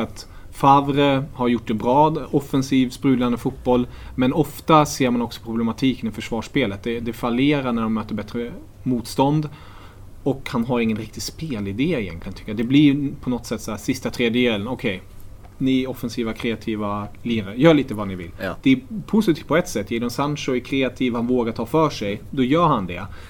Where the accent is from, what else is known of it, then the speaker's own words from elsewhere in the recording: Germany; moved away; jag är tysk